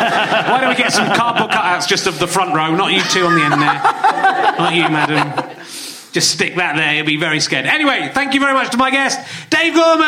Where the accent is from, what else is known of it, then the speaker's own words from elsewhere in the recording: Yorkshire and the Humber, United Kingdom; I was from Yorkshire